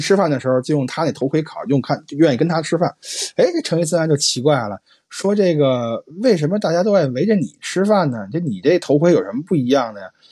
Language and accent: Chinese; Beijing, China; moved away; 像我这种北方人啊，就像下雪下得这么凶的地方都很少见，因为毕竟我老家北京嘛，也不是东北啊